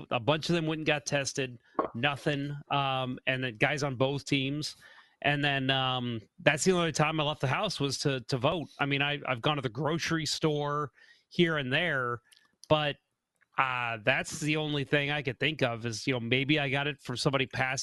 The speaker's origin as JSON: {"language": "English", "town": "St. Charles", "region": "Missouri", "country": "United States", "tie": "born or raised there"}